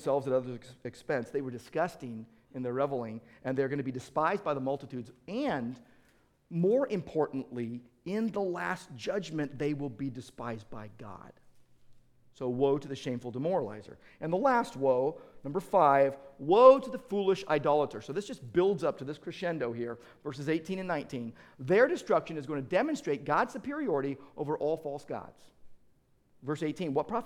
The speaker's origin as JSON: {"language": "English", "country": "United States", "said": "I'm an American"}